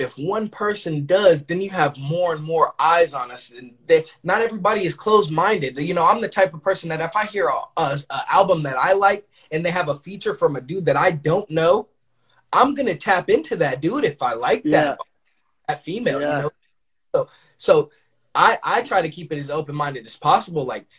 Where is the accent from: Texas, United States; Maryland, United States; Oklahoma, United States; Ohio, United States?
Oklahoma, United States; Because we're from Oklahoma, we're from the middle.